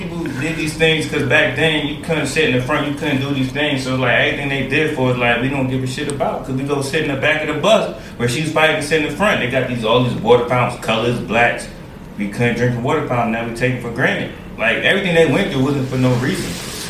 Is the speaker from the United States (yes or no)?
yes; New York City, New York, United States; Y'all know I'm from New York City, right? 718, right?